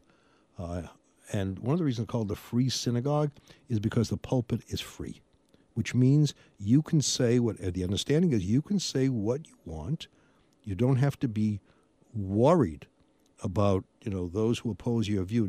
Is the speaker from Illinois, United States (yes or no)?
no; Massachusetts, United States; moved away; I grew up in Massachusetts